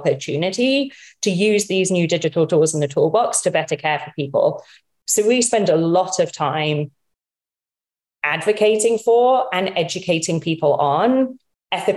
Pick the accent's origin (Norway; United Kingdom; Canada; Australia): United Kingdom; moved away as an adult; now in United States; Despite my accent, my mom's American